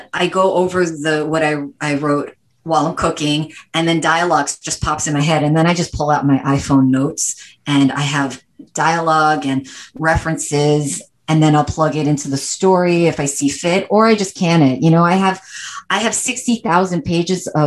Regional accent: New York City, New York, United States; moved away as an adult; also born or lived in Long Island / California; I'm born and raised New Yorker. I grew up in Manhattan and then moved out to Long Island

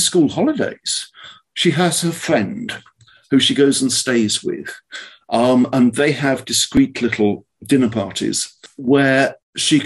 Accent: Oxford, South East England, United Kingdom; now in California, United States; I am from Oxford

